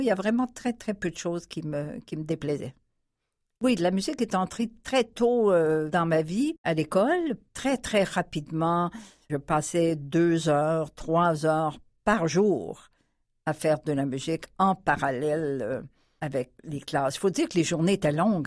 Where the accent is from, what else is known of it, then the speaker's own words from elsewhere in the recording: Saint-Lambert, Quebec, Canada; also born or lived in Paris / Chicoutimi; Je suis née à Saint-Lambert, dans la région de Montréal, la Montérégie, en novembre 1942.